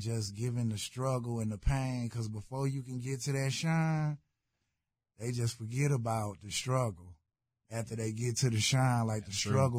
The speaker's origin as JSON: {"language": "English", "town": "Houston", "region": "Texas", "country": "United States", "said": "You know, I'm from South Park. When I came from Chicago, South Park, my hood."}